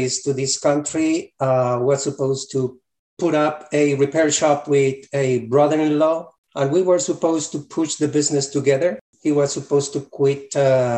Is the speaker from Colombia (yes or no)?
yes; Colombia; moved away as an adult; Originally, I'm from Colombia, South America